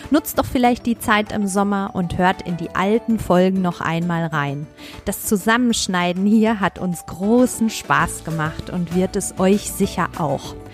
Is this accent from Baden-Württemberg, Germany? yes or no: no; North Rhine-Westphalia, Germany; Mein Highlight war natürlich, viele Lehrerinnen und Lehrer aus meiner Heimat zu sprechen und über Fußball zu reden im wunderschönen